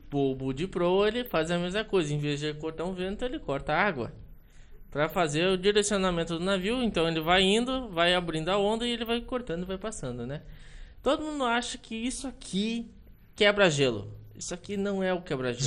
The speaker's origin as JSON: {"language": "Portuguese", "region": "Rio Grande do Sul", "country": "Brazil", "moved": "as an adult", "lives_now": "Itajaí, Brazil", "said": "sou de Rio Grande do Sul"}